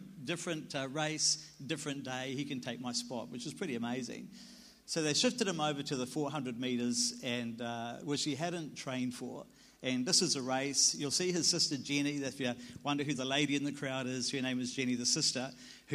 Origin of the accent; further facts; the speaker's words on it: New Zealand; I'm a Kiwi.